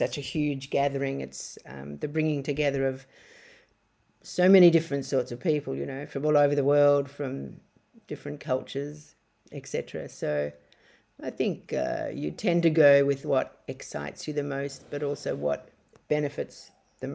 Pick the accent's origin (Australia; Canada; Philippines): Australia; moved away as an adult; now in Bali, Indonesia; when I go back to Australia